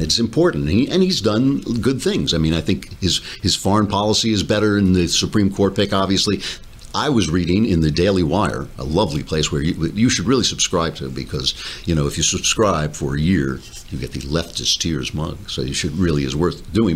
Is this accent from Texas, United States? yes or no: no; New York, United States; I'm a New Yorker